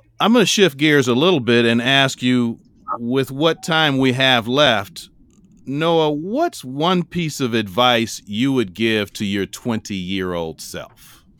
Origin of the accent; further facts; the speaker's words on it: Chicago, Illinois, United States; I'm from Chicago